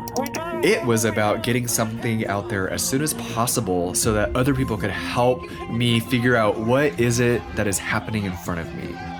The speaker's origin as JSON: {"language": "English", "town": "Houston", "region": "Texas", "country": "United States", "tie": "born or raised there", "moved": "yes", "lives_now": "Portland, United States", "said": "I was born in Houston"}